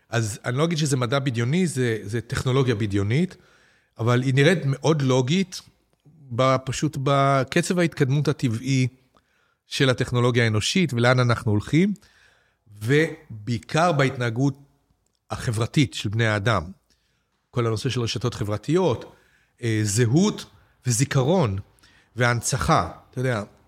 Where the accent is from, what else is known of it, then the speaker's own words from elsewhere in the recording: Petah Tikva, Central District, Israel; לשנות ה-60 בפתח תקווה, כשגדלתי